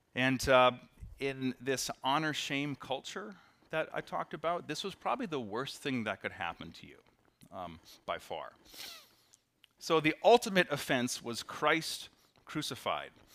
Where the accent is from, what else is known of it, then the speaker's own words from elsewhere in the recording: Appleton, Wisconsin, United States; I come from Appleton West